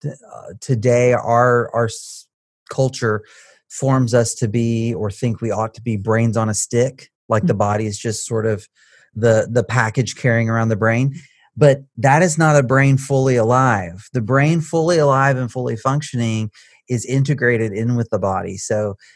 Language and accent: English; Baytown, Texas, United States; I was born outside of Texas in Baytown. And so grew up around here